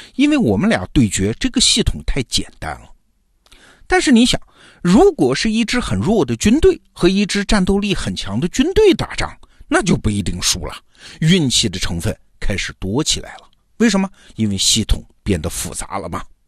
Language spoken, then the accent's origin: Chinese; China; 我们中国人的概念